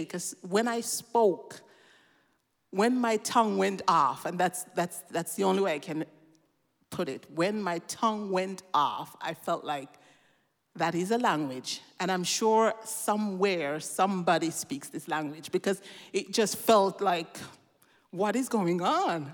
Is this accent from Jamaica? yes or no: yes; Jamaica; now in Switzerland; I grew up in Jamaica